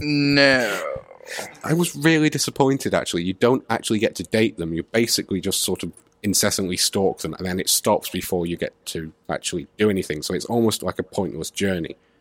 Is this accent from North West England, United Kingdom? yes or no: yes; Manchester, North West England, United Kingdom; am from Manchester, and I can't do a Manchester accent